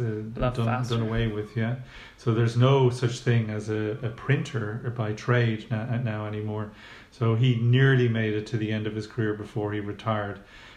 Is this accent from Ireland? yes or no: yes; Bray, County Wicklow, Ireland; also born or lived in Dublin; I was born in Dublin. My parents are from Bray, so moved home into our house in Charnwood Estate in Bray